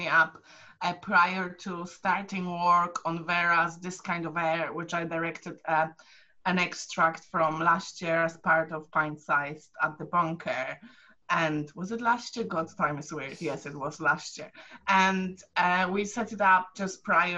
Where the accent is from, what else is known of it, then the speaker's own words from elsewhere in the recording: Poland; now in United Kingdom; I'm from Poland